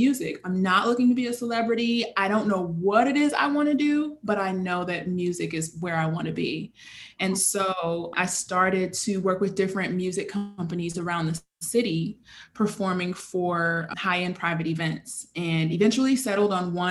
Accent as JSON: {"language": "English", "town": "Chicago", "region": "Illinois", "country": "United States", "tie": "born or raised there", "moved": "as an adult", "lives_now": "Brooklyn, United States", "said": "I am born and raised in Chicago"}